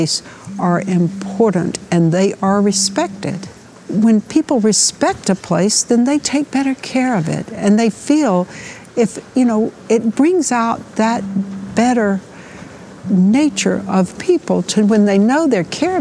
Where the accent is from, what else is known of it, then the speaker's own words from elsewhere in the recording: New York City, New York, United States; as a New Yorker